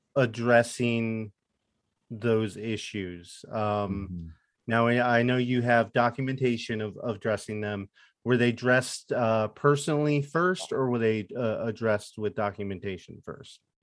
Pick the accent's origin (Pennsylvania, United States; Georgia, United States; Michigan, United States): Pennsylvania, United States; Lehigh Valley; also born or lived in Chicago; I grew up in the Lehigh Valley, so Allentown, Easton, Bethlehem